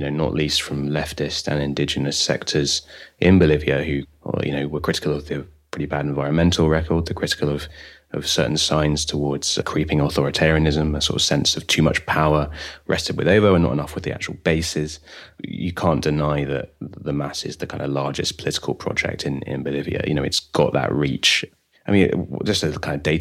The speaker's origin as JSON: {"language": "English", "country": "United Kingdom", "said": "as a British person"}